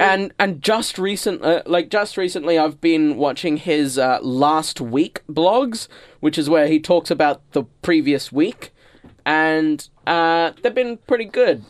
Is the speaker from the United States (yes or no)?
no; Australia; I'm an Australian who lives on a vegetable farm